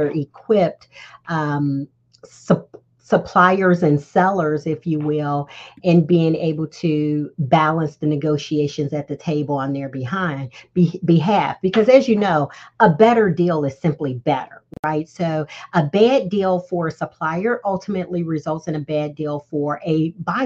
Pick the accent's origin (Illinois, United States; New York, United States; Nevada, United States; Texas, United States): Illinois, United States; Chicago; moved away as an adult; also born or lived in Florida; I went to Florida A&M, but I'm from Chicago.